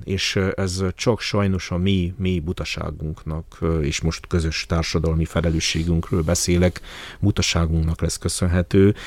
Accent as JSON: {"language": "Hungarian", "area": "Háromszék", "region": "Covasna County", "country": "Romania", "said": "én azt gondolom háromszékiként"}